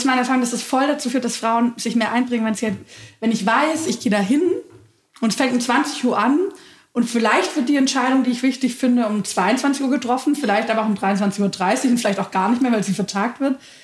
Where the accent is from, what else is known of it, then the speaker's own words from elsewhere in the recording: Nürtingen, Baden-Württemberg, Germany; in Nürtingen gab es keine grüne Jugend. Das ist der Ort, wo ich aufgewachsen bin